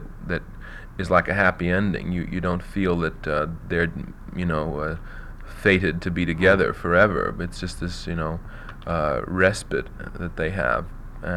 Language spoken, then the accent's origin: English; New York, United States; Not having actually grown up in a small town, I grew up in New York